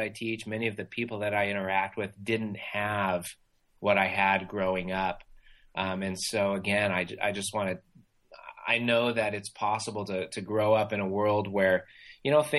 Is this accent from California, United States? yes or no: yes; Irvine, California, United States; I grew up in Irvine, California